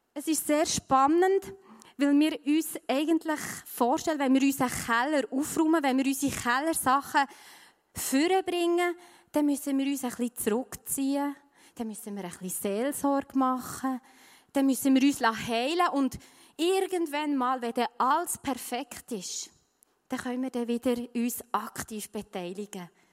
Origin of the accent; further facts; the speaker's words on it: Switzerland; bei uns in der Schweiz